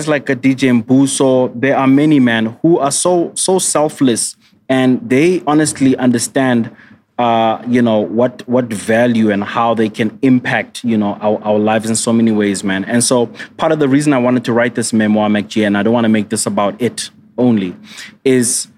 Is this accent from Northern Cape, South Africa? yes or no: yes; Kimberley, Northern Cape, South Africa; in my hometown, Kimberley